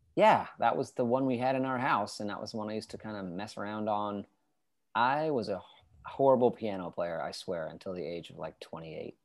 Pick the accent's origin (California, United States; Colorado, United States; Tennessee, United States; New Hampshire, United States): New Hampshire, United States; moved away as an adult; I was born in New Hampshire